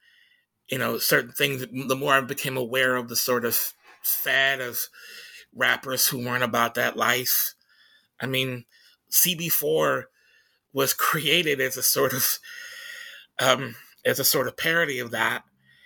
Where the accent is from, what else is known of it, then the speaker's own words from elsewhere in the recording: Tacoma, Washington, United States; when people would find out I was from Tacoma, they would ask me, "Oh my God, what kind of psycho killer shit did you listen to?"